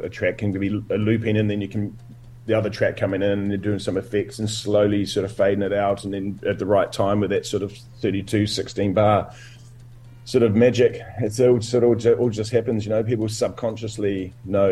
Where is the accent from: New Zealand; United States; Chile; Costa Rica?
New Zealand; Dunedin, Otago; moved away as an adult; also born or lived in Christchurch; I started DJing in Dunedin. That's where it all started for me. I'm from Dunedin